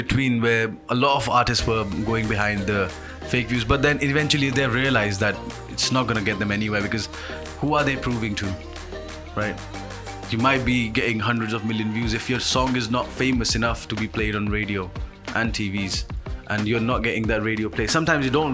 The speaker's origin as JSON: {"language": "English", "region": "Punjabi from India", "country": "India", "moved": "as an adult", "lives_now": "United Kingdom", "said": "I'm a Punjabi from India who came to UK to study and like spend some time"}